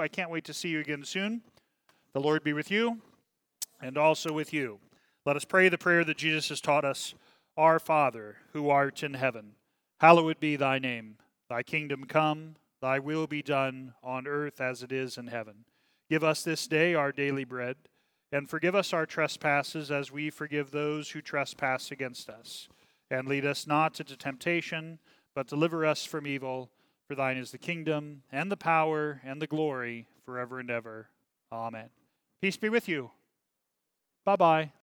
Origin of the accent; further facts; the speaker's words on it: Kansas City, Missouri, United States; I'm from Kansas City